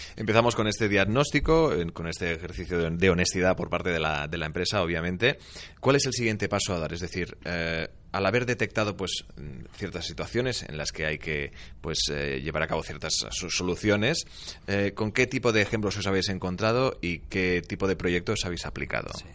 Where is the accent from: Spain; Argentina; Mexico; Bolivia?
Spain